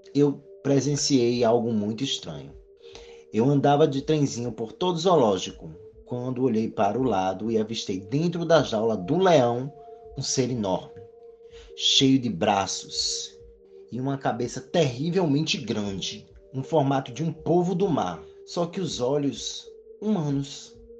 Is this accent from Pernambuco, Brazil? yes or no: yes; Recife, Pernambuco, Brazil; Moro aqui no Nordeste, sou do Recife